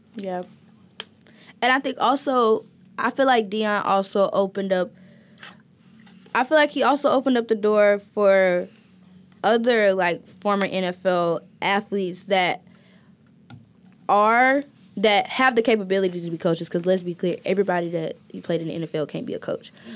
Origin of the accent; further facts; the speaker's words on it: Alabama, United States; I'm from Alabama